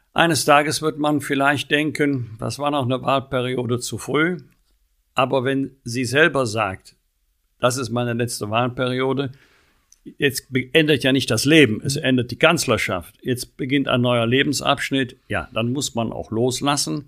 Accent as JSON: {"language": "German", "region": "North Rhine-Westphalia", "country": "Germany", "tie": "born or raised there"}